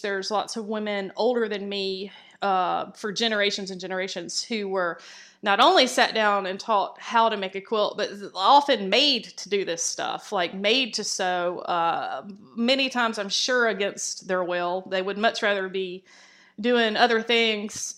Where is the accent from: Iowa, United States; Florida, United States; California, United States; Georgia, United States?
Georgia, United States; Columbus; I grew up in Columbus, Georgia, which is, uh, Fort Benning.